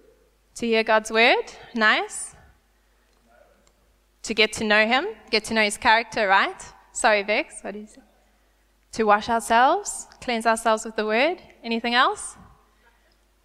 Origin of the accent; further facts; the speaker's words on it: South Africa; born or raised there; first language English